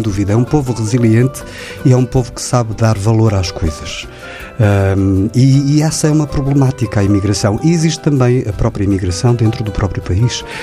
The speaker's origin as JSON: {"language": "Portuguese", "town": "Guimarães", "region": "Norte", "country": "Portugal", "said": "eu sou português, uh, sou de Guimarães"}